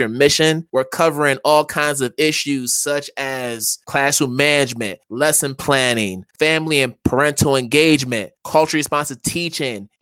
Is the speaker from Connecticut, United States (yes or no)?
yes; Connecticut, United States; I am from Connecticut. I'm a Connecticut native.